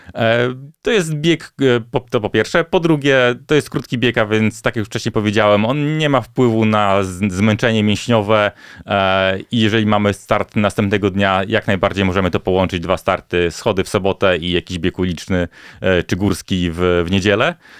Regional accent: Bielsk Podlaski, Podlaskie Voivodeship, Poland; moved away; jeszcze wakacje spędzałem wtedy u siebie na Podlasiu, w Bielsko-Podlaski

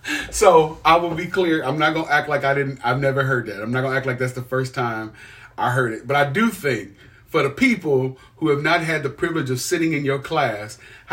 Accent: Midwest, United States; I'm from the Midwest.

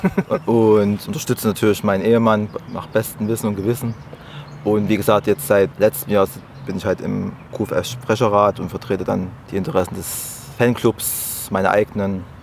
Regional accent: Oschatz, Saxony, Germany; born there; now in Leipzig, Germany; Ich bin gebürtiger Oschatzer. Wer es nicht kennt, direkt zwischen Leipzig und Dresden, fast in der Mitte.

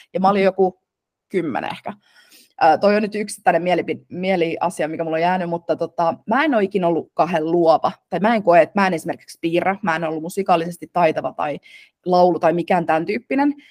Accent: Turku, Southwest Finland, Finland; äiti oli töissä äh, hotelliketjussa Turussa, äh, mistä mä oon taas kotoisin

